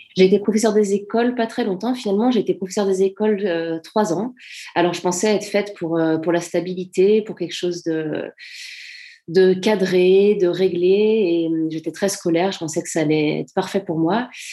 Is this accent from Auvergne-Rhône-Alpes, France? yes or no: yes; Servoz, Auvergne-Rhône-Alpes, France; j'ai pas grandi à Chamonix même, j'ai grandi à Servoz, donc c'est un petit village qui a à 10 minutes de Chamonix